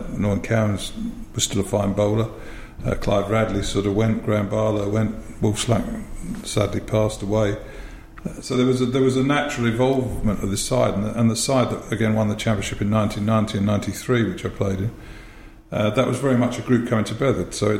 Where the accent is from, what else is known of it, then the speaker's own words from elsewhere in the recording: North West England, United Kingdom; born there; had to write to Lancashire, because I was born in Lancashire, to ask for permission to sign me.